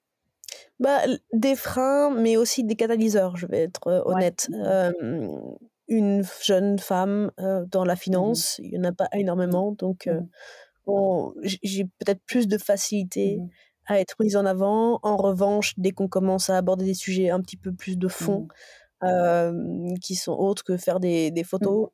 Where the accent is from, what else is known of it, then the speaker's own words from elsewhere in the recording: Dijon, Bourgogne-Franche-Comté, France; Je suis extrêmement t, attachée à ma, à ma région natale, à la Bourgogne